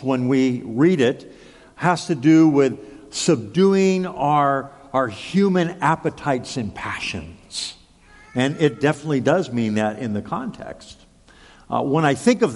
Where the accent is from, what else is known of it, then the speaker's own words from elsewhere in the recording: Southern California, United States; growing up in Southern California